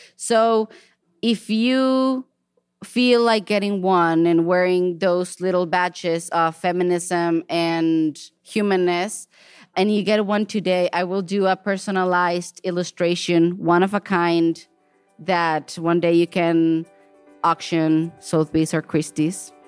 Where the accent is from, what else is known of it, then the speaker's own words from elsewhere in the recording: Mexico; now in Portland, United States; I was born and raised in Mexico